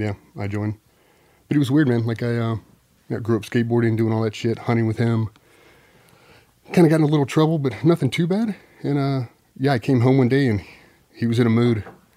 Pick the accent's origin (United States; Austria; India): United States; Chesapeake, Virginia; also born or lived in San Diego, California; Chesapeake, Virginia. So moved from San Diego to Chesapeake when I was 4. Basically elementary school all the way up to high school.